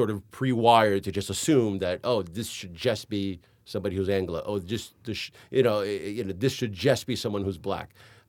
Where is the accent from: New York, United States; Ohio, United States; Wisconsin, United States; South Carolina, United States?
New York, United States; born there; I know I'm an American. I was born in New York. I know how to make an American movie.